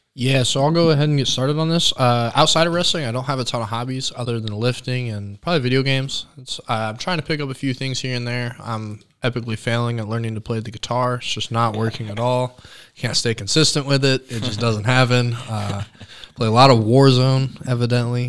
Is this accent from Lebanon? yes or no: no; Franklin, Indiana, United States; born south of Indianapolis, Franklin community. Grew up, born and raised there.